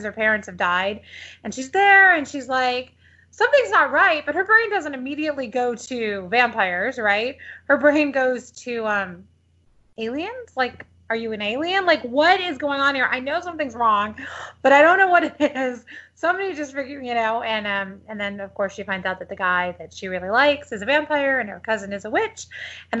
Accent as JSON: {"language": "English", "town": "San Diego", "region": "California", "country": "United States", "tie": "born or raised there", "also_born_or_lived": "Detroit, Michigan / Los Angeles, California / Texas", "moved": "as an adult", "lives_now": "Austin, United States", "said": "I grew up in San Diego, which is where Grace is from"}